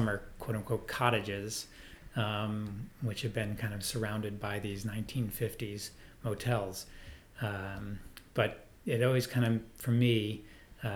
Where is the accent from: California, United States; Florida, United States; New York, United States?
New York, United States; Lake George; also born or lived in Vermont; now in Boston, United States; I grew up in Lake George, New York, which is northern New York State